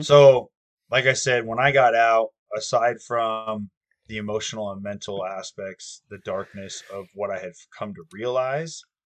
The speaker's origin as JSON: {"language": "English", "country": "United States", "said": "I'm an American through and through"}